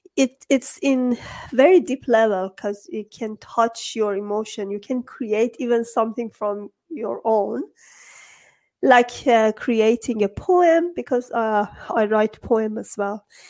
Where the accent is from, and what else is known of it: Iran